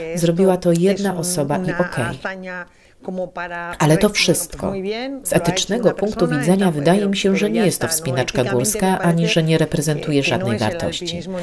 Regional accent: Tolosa, Basque Country, Spain; Pochodzę z tradycyjnej rodziny z kraju Basków

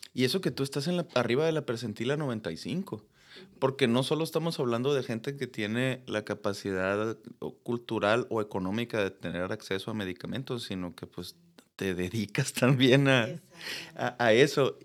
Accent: Mexico; como latinoamericanos, no digamos solo mexicanos

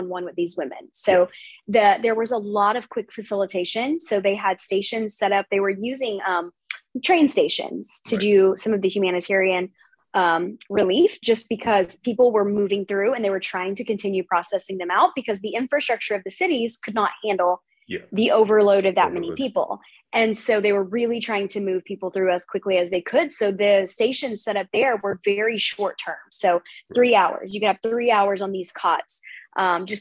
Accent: United States; being American

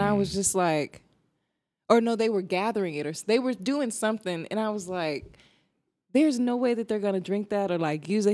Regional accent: New Jersey, United States; now in Arizona, United States; I am originally from Jersey, and I live in Arizona.

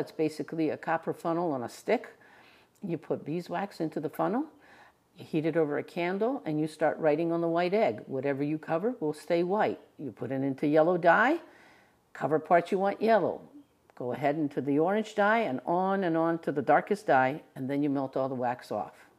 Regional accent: New Jersey, United States; I was born here in the United States in New Jersey

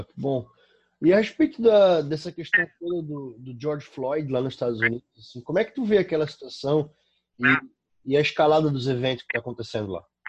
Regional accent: Brusque, Santa Catarina, Brazil; Eu, como catarinense e brusquense

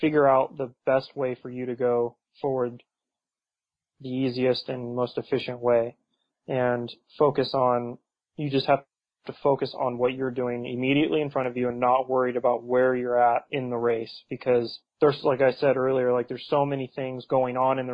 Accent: United States; Going over there as an American

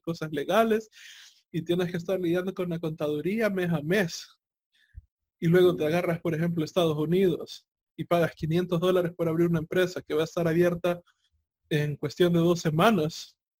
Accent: El Salvador; mi, país abandonó el colón y, se pasó al dólar

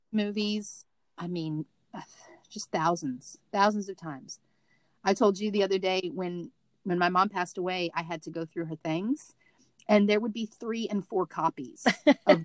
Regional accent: Missouri, United States; moved away; My bedroom was in the basement because I was from Missouri

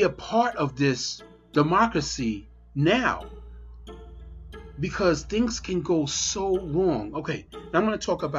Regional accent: Pennsylvania, United States; And I mean, also here in Pennsylvania, I'm from Pennsylvania, a lot of people do it, mail-in ballots.

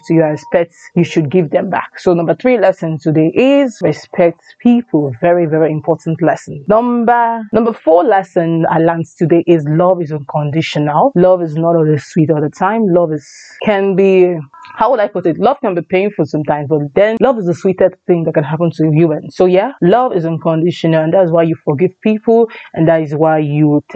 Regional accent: Anambra, Nigeria; I come from Anambra State. Yes, my dad and my mom is from Anambra State

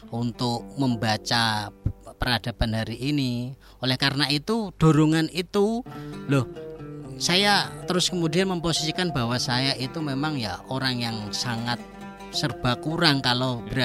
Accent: Rembang, Central Java, Indonesia; uh, saya juga itu sebagai pembina Ibnu PPNU di apa namanya desa saya, Gus.

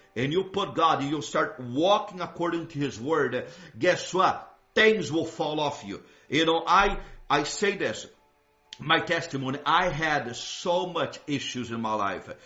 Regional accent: Brazil; moved away; where I grew up in Brazil

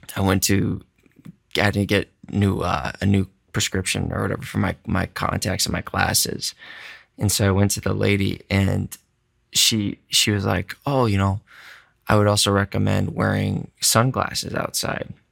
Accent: Midwest, United States; I'm a Caucasian from the Midwest, Polish background

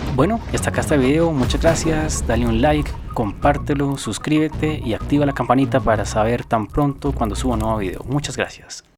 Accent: Colombia; also born or lived in Bogotá

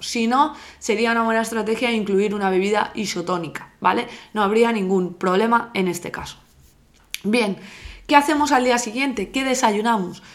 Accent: Alzira, Valencian Community, Spain; yo soy de Alcira

